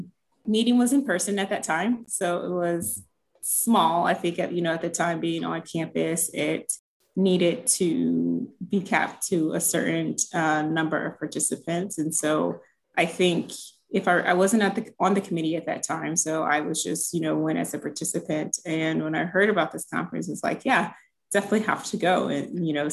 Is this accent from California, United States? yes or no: no; Cincinnati, Ohio, United States; moved away as an adult; also born or lived in North Carolina / Indiana; now in Minnesota, United States; I'm originally from Cincinnati, Ohio. So that's where I grew up